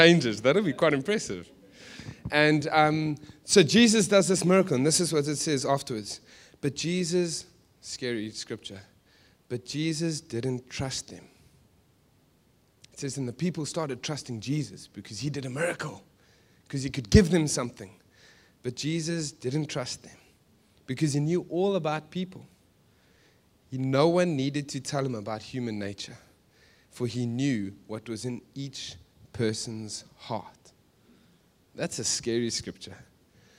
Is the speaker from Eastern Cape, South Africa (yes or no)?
no; Johannesburg, Gauteng, South Africa; moved away; We're from Joburg. We're from a dodgy place.